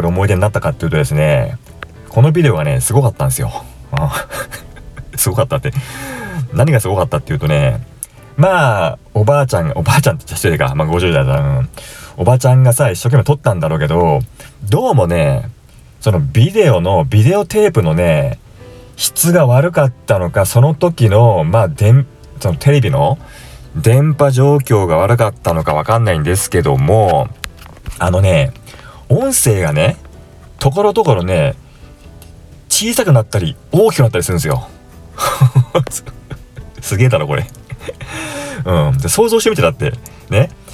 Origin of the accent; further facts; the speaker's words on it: Tokyo, Japan; 私の地元でもあったその豊島区の大塚駅